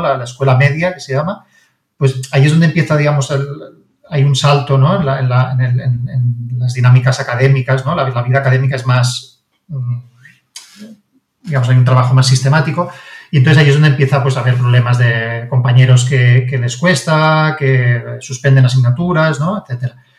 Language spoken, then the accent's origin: Spanish; Barcelona, Catalonia, Spain; mi padre es de Roma, mi madre es de Barcelona y yo siempre he vivido en Barcelona, yo nací en Barcelona